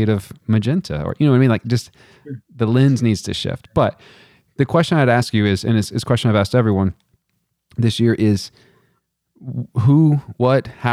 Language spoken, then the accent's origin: English; Texas, United States; now in Virginia, United States; growing up in Texas, I didn't live in proximity to anybody